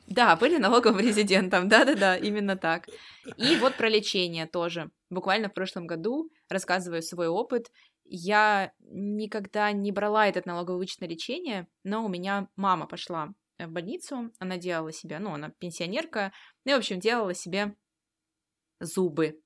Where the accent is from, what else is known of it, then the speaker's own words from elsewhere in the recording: Russia; мы с вами родились в России и живем здесь